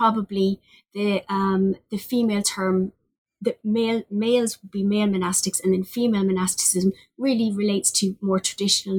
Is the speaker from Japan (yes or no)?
no; Limerick, Munster, Ireland; also born or lived in Cork, Ireland; I'm a native of Limerick on the west coast of Ireland.